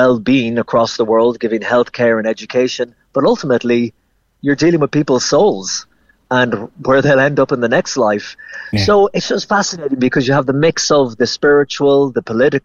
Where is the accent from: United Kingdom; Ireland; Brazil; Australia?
Ireland; Ennis, Munster; moved away as an adult; also born or lived in New York; now in Rome, Italy; I'm from Ennis and Clare